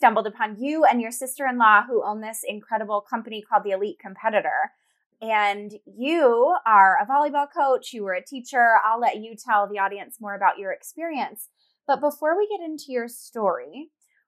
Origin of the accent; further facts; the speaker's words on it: Colorado, United States; we're both from Colorado